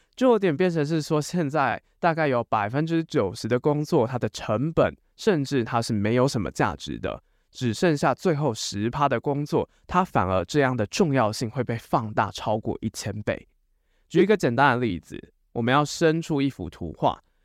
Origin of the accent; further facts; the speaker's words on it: Taiwan; 身为台湾人，我们大部分只懂中文以及英文